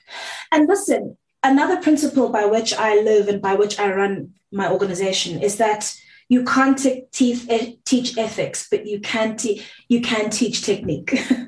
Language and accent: English; South Africa; first language Zulu; English is a second language; IsiZulu is my mother tongue, but I'm not going to performatively speak it for you